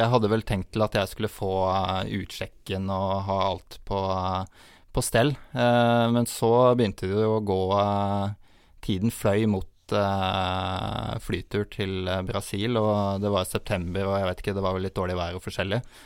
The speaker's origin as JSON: {"language": "Norwegian", "country": "Norway", "said": "vi kommer jo fra Norge"}